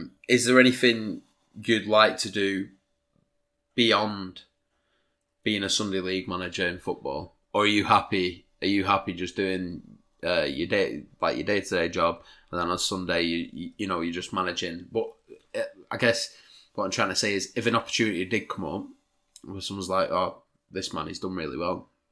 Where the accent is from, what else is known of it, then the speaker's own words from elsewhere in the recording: Preston, North West England, United Kingdom; We're both from Preston.